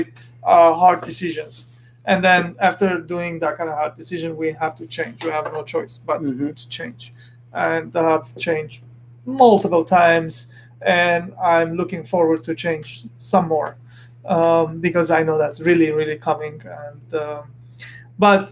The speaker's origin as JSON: {"language": "English", "town": "Beirut", "region": "Beirut Governorate", "country": "Lebanon", "tie": "born or raised there", "moved": "yes", "said": "I'm an Armenian. I come from Beirut, Lebanon. I was born there, and I come from that kind of family setting"}